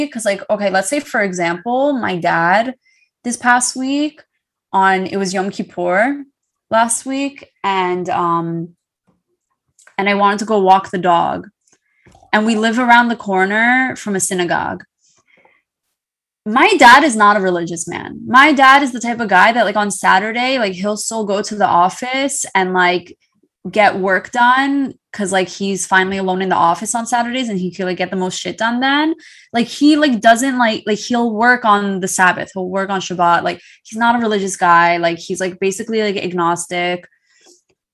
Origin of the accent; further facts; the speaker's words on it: Great Neck, New York, United States; growing up in Great Neck